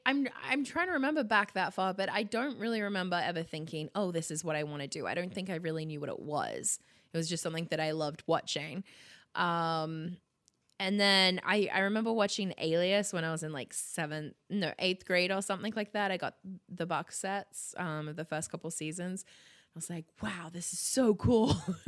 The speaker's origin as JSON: {"language": "English", "town": "Sydney", "region": "New South Wales", "country": "Australia", "tie": "born or raised there", "said": "Yeah, I grew up in Sydney, the Northern Beaches."}